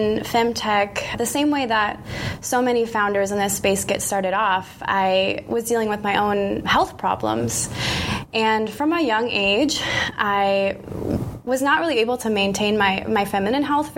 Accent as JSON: {"language": "English", "region": "Iowa", "country": "United States", "tie": "born or raised there", "moved": "as an adult", "lives_now": "Bay Area, United States", "said": "I was actually freelancing back in my hometown in Iowa at the time"}